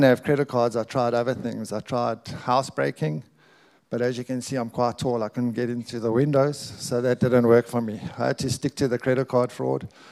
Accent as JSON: {"language": "English", "country": "South Africa", "tie": "born or raised there", "said": "we're proudly South African. We're both born here"}